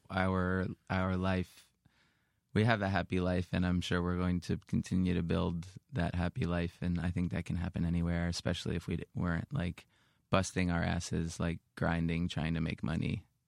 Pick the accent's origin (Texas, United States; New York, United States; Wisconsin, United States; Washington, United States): New York, United States; growing up in New York